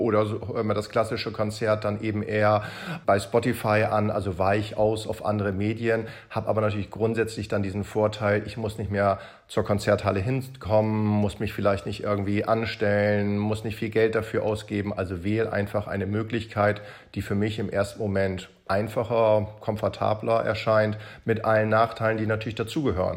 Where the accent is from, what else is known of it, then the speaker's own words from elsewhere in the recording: Hamburg, Germany; Ich komme ja aus Hamburg